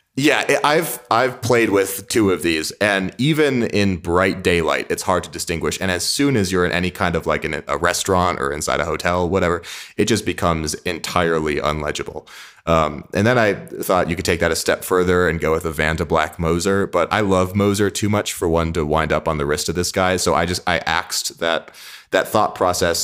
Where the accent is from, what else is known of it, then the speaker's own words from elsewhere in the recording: Midwest, United States; I'm a kid from the Midwest